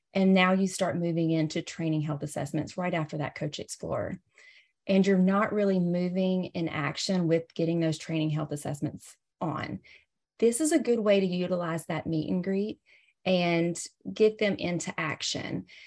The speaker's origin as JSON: {"language": "English", "region": "the South", "country": "United States", "accent": "Southern", "said": "I'm from the South, hence my Southern accent"}